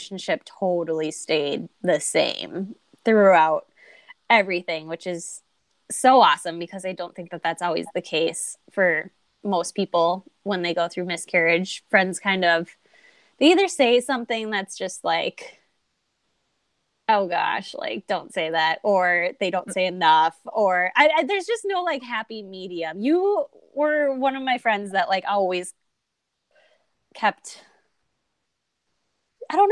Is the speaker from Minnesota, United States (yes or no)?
yes; Minnesota, United States; I'm from Minnesota. So we're both from Minnesota, which are known for passive aggressiveness